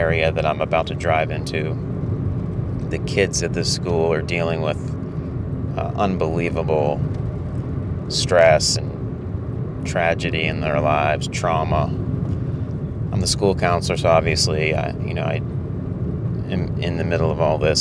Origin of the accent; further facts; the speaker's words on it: United States; a middle-class person like myself growing up in the United States